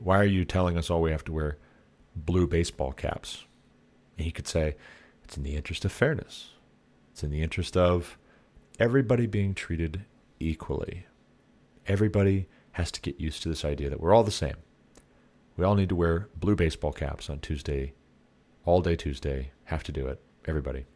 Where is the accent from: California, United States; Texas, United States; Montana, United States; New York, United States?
Montana, United States; I come from Montana